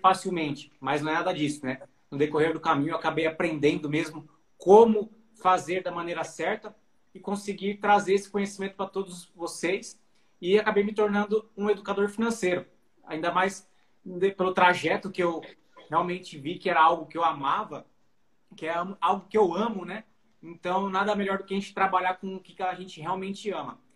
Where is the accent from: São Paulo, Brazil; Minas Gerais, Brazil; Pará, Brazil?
São Paulo, Brazil; Presidente Prudente; Sou aqui do interior de São Paulo, Presidente Prudente